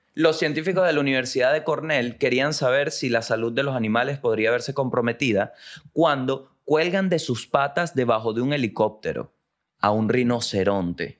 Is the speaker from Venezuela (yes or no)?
yes; La Guaira, Venezuela; now in Santiago, Chile; Yo nací en La Guaira.